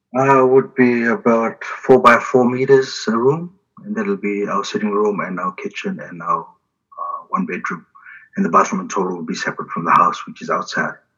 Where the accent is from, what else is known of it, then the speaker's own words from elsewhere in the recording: Suva, Central Division, Fiji; moved away as an adult; now in New Zealand; I grew up in Fiji 17 years uh, in a uh, house in Samambula North, Tumbo Street in Suva which is the capital of Fiji